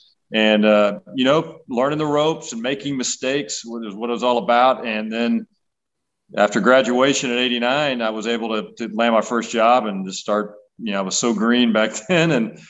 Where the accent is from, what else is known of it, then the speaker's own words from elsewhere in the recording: Houston, Texas, United States; moved away as an adult; being new back to Houston in my hometown